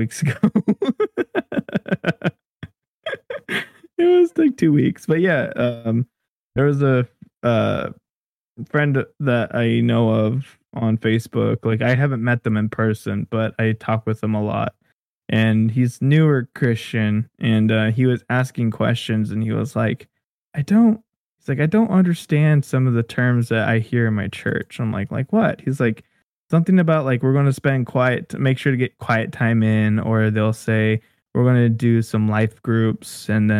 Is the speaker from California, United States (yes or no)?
yes; California, United States; moved away as an adult; now in Arizona, United States; we grew up over in California with all our friends and family